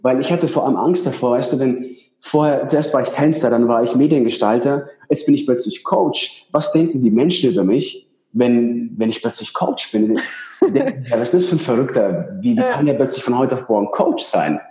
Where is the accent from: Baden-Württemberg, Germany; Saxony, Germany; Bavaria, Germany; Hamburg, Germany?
Bavaria, Germany; Ingolstadt; moved away as an adult; now in Switzerland; ich komme aus Ingolstadt. Weiß nicht, ob man es kennt. Das ist so zwischen München und Nürnberg.